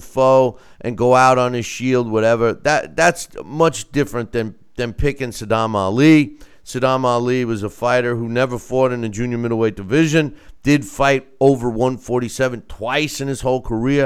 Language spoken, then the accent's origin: English; Long Island, New York, United States; moved away; I'm from Long Island originally